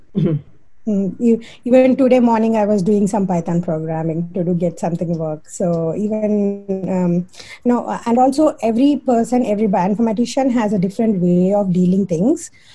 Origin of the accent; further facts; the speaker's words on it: India; moved away as an adult; now in Chapel Hill, United States; being an Indian